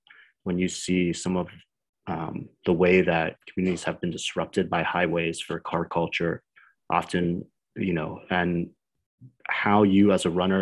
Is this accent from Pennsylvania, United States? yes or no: yes; Pittsburgh, Pennsylvania, United States; now in New York, United States; I grew up in Pittsburgh